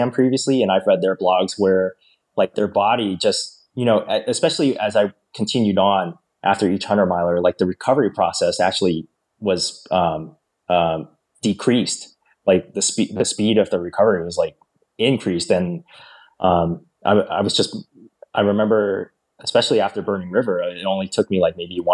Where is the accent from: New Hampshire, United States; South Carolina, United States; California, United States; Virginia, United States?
Virginia, United States; Northern; moved away; I grew up in Northern Virginia.